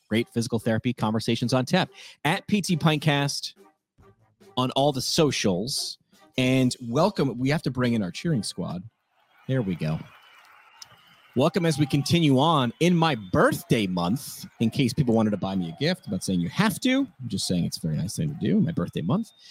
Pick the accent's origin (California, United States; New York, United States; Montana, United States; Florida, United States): New York, United States; I'm a New Yorker